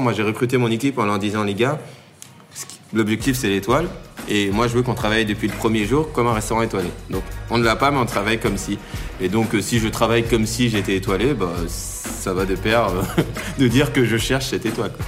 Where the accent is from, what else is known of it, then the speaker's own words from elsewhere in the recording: Tournan-en-Brie, Île-de-France, France; j'ai grandi euh, dans le 77, en Seine-et-Marne, dans, une petite ville qui s'appelle euh, Tournant-en-Brie